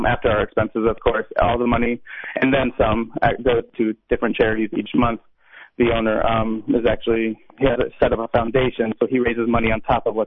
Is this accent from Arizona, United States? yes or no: no; Arkansas, United States; I'm from Arkansas, from the south